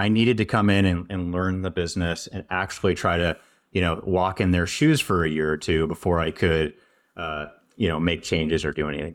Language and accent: English; St. Louis, Missouri, United States; moved away as an adult; also born or lived in Maine / San Francisco Bay Area, California / Madison, Wisconsin; I grew up in Saint Louis, Missouri